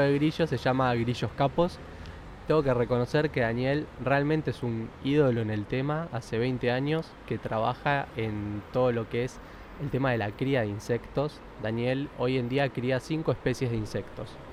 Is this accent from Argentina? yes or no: yes; Argentina; Yo soy argentino, padres argentinos, ya. bisabuelos españoles